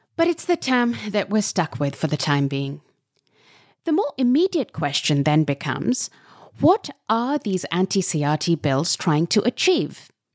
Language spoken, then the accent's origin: English; Pakistan; I come from Pakistan